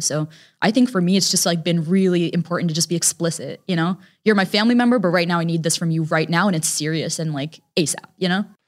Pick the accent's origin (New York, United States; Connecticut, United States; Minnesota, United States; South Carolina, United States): Connecticut, United States; We were raised in Connecticut